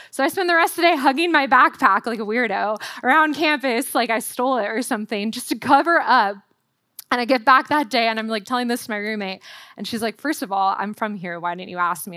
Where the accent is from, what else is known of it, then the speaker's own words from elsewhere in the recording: Southern California, United States; moved away as an adult; also born or lived in Waco, Texas; as a Californian was I packed my Southern California wardrobe